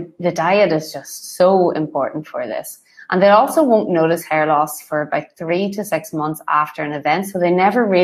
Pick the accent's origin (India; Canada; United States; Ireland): Ireland; I'm Irish